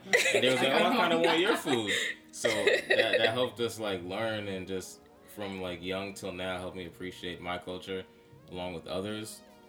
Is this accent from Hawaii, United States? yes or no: no; Brooklyn, New York, United States; born there; And I just feel proud to be Caribbean because I was born here. I'm American.